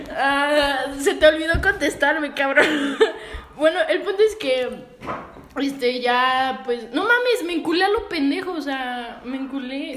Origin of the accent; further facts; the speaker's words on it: Mexico; como que no me siento mexicana